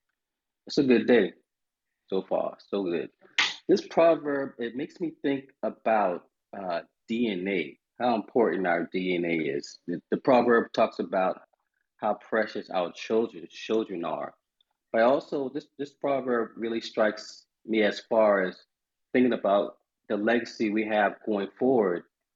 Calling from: Charleston, South Carolina, United States; Oh, man, I am in Charleston, South Carolina today, as usual.

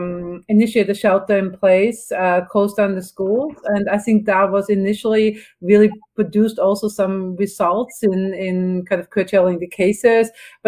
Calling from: Berkeley, California, United States; Yeah, I'm calling from Northern California, from Berkeley, and we are currently in our third wave.

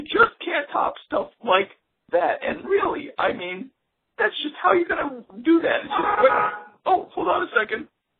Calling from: New York City, New York, United States; I am calling from the Bronx, New York.

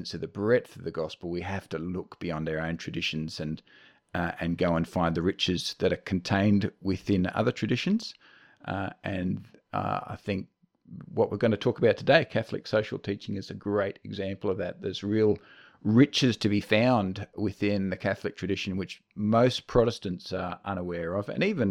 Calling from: Bendigo, Victoria, Australia; I'm speaking to you now from the land of the Jajarung people in Bendigo, Central Victoria.

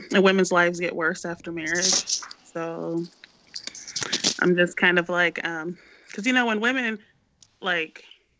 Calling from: St. Louis, Missouri, United States; from St. Louis.

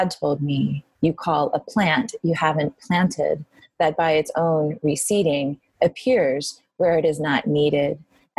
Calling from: New York, United States; I'm calling in from New York. I am in my apartment.

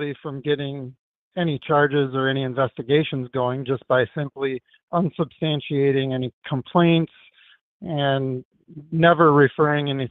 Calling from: Wisconsin, United States; I'm calling from Wisconsin

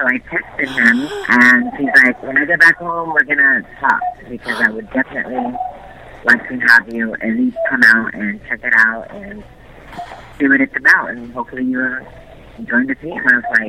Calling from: Las Vegas, Nevada, United States; I'm calling from Las Vegas.

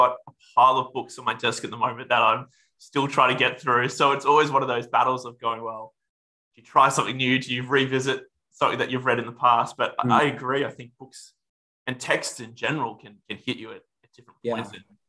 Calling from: West Melbourne, Victoria, Australia; No, I'm currently speaking to you from West Melbourne. I moved here about a year

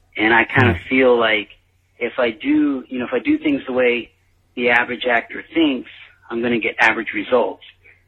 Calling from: Los Angeles, California, United States; I'm calling from Los Angeles

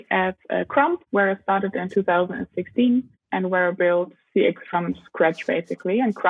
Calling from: Cape Town, Western Cape, South Africa; I am calling in from Cape Town in South Africa.

